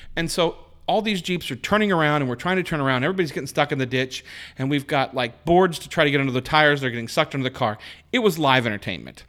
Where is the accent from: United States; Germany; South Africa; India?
United States; Spokane, Washington; outside of Spokane, outside my hometown.